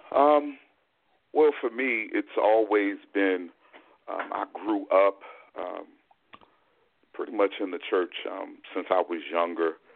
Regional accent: Fort Washington, Maryland, United States; also born or lived in Durham, North Carolina; now in Greensboro, United States; the vast majority of my life was in the Washington, D.C. metropolitan area um, okay. in Fort Washington, Maryland.

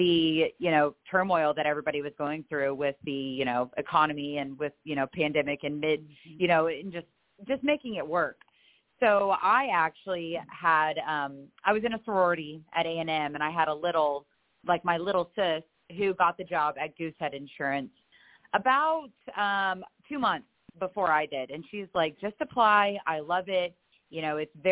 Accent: Pasadena, Texas, United States; also born or lived in College Station, Texas; I was actually born in Pasadena, Texas. Born and raised there

